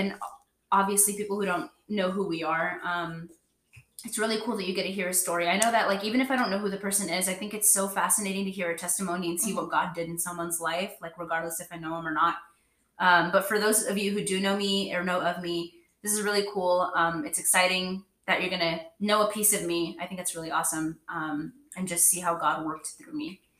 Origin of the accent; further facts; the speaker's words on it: Mexico; first language Spanish; English is a second language; So fun fact, I'm Mexican and I speak Spanish. That was my first language growing up.